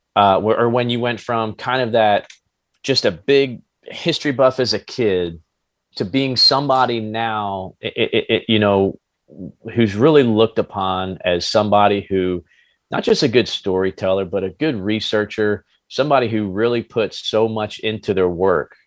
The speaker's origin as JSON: {"language": "English", "region": "New Jersey", "country": "United States", "moved": "yes", "said": "I'm originally from New Jersey"}